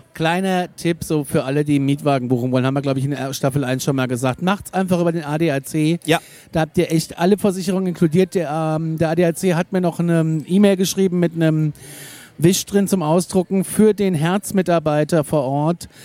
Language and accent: German; Aschaffenburg, Bavaria, Germany; bei uns in Aschaffenburg